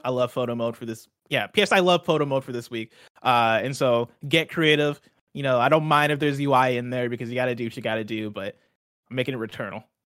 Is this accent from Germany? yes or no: no; Nigeria; I'm Nigerian